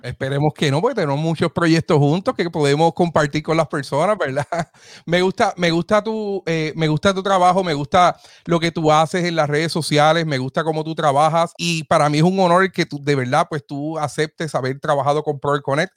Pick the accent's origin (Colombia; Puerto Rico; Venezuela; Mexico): Puerto Rico; Aibonito; yo soy de Ay Bonito